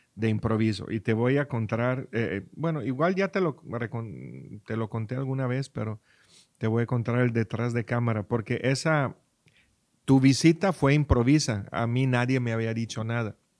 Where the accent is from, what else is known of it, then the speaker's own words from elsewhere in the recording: Friuli-Venezia Giulia, Italy; now in Los Cabos, Mexico; mi pueblo